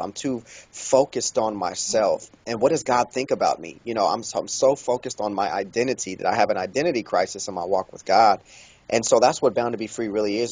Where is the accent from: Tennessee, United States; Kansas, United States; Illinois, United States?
Kansas, United States; Kansas City; I was born and raised in Kansas City, Kansas